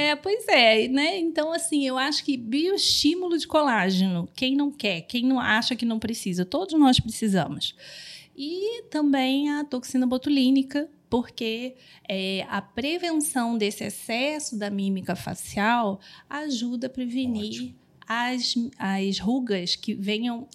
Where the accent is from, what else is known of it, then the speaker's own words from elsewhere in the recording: Rio de Janeiro, Brazil; sou carioca